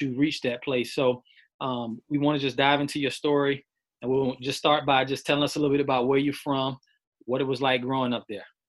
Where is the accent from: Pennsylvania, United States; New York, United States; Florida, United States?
Florida, United States; Miami; I'm from South Florida, Miami